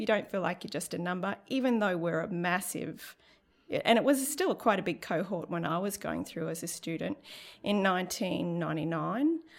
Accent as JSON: {"language": "English", "region": "Central Queensland", "country": "Australia", "lives_now": "Cairns, Australia", "said": "I'm from Seek, Central Queensland."}